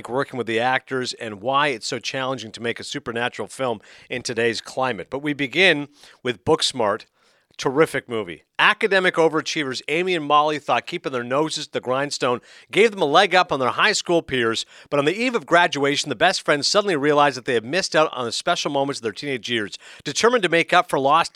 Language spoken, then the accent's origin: English; Toronto, Ontario, Canada; one of my hometown papers there in Toronto